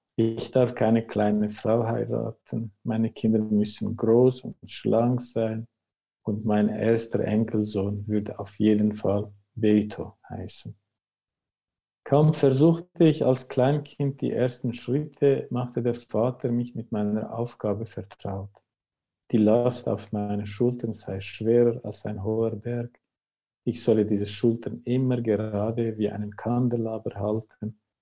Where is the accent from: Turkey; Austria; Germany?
Turkey; now in Switzerland; dort, wo ich herkomme, ist das Thema immer noch ein Tabu.